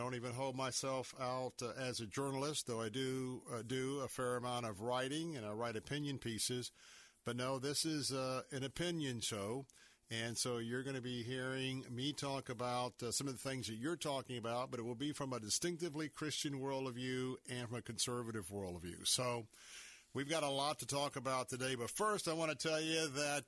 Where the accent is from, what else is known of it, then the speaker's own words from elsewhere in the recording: Tampa, Florida, United States; also born or lived in Tallahassee; I was born and raised here in Tampa